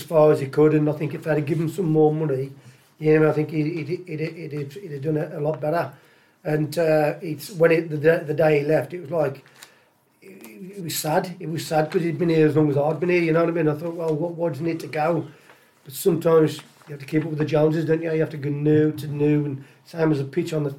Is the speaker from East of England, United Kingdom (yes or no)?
no; Tipton, West Midlands, United Kingdom; I'm from Tipton